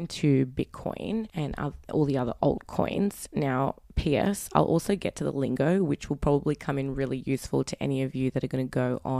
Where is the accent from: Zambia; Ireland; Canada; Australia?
Australia; Sydney, New South Wales; I am from Sydney, Australia.